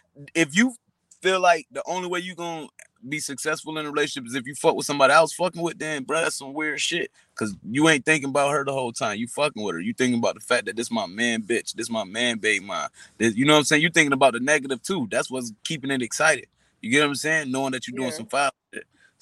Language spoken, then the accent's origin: English; Atlanta, Georgia, United States; I'm from Atlanta, but you want to pop who in the mouth?